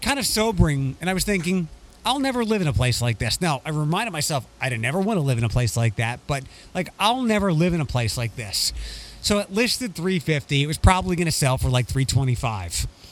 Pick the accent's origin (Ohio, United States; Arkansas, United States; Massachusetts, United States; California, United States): Ohio, United States; Toledo; my hometown